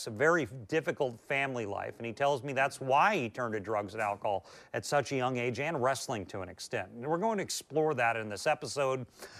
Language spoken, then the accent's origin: English; Portland, Oregon, United States; I grew up right there in the Portland wrestling territory.